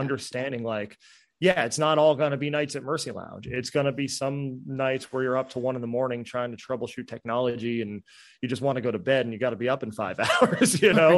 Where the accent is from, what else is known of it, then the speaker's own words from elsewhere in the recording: New Jersey, United States; moved away; I'm from New Jersey. we curse up there